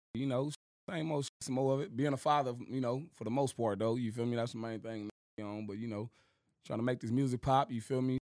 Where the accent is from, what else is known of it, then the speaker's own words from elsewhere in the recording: Compton, California, United States; also born or lived in Moreno Valley, California; I was born in Compton, Compton, California. You feel me? That's where all my family from. You feel me? I was out there for, like I said, for the first like nine years of my life, and then I moved to uh, to the murder